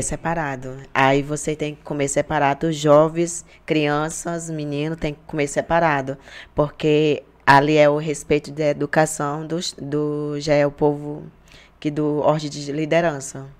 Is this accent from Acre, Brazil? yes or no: yes; Jordão, Acre, Brazil; moved away; a minha aldeia que é onde eu morava é perto da cidade